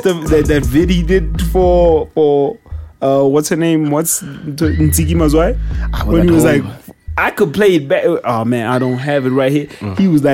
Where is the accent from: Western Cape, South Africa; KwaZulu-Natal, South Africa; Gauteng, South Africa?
Gauteng, South Africa; the Vaal; accent: Val slang; I'm from the Val, so I speak Val slang.